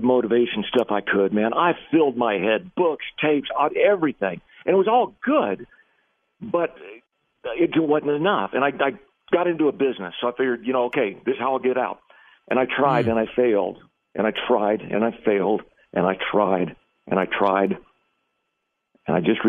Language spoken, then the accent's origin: English; McAllen, Texas, United States; I was raised in literally the poorest city in the entire United States of America, a small Texas-Mexico border town by the name of McAllen